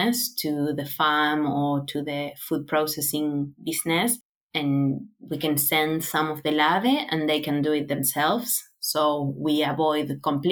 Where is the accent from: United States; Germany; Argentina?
Argentina; Buenos Aires; moved away as an adult; now in Australia; I was born in Buenos Aires. So it's a city with, I don't know, around 13 million people